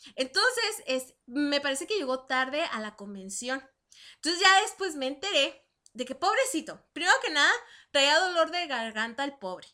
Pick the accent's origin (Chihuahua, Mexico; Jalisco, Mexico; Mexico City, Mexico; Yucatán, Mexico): Chihuahua, Mexico; moved away as an adult; yo soy de Chihuahua, este, ciudad, ciudad capital